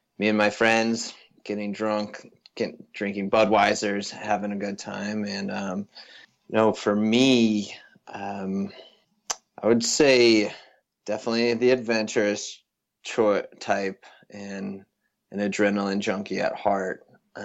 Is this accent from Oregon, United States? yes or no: no; Avon, Colorado, United States; also born or lived in Boulder, Colorado; I come from, born and raised in a town just outside Vail, Colorado.